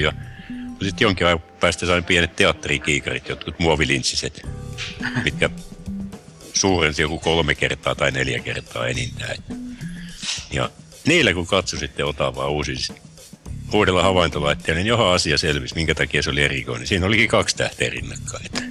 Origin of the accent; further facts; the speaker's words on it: Imatra, South Karelia, Finland; now in Harjavalta, Finland; kotoisin alun perin olen Imatralta ja nykyään asun Harjavallassa